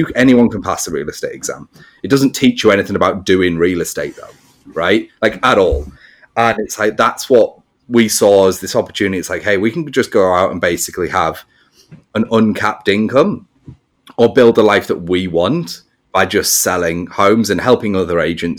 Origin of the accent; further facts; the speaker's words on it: England, United Kingdom; I'm English.